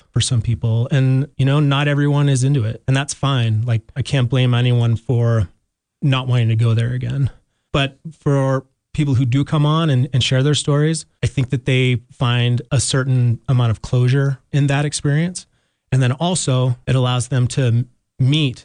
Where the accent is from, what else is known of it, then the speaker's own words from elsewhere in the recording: Salt Lake City, Utah, United States; moved away as an adult; now in Jackson, United States; I grew up in Salt Lake City